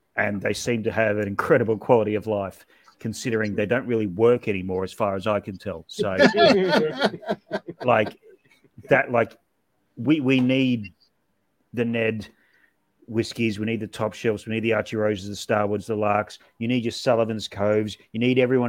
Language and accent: English; Sydney, New South Wales, Australia; in Sydney, my hometown